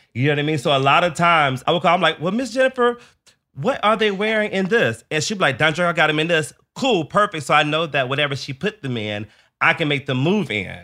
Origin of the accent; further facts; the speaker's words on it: the South, United States; a child growing up in the Southern church